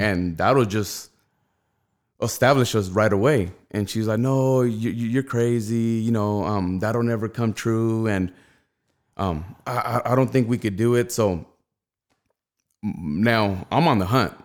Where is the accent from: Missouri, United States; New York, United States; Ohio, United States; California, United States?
California, United States; Rialto; I grew up in the south of Rialto